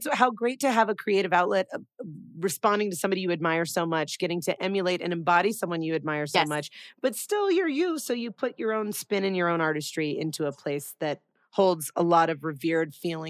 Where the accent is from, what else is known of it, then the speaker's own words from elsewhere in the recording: Los Angeles, California, United States; I'm born and raised in Los Angeles.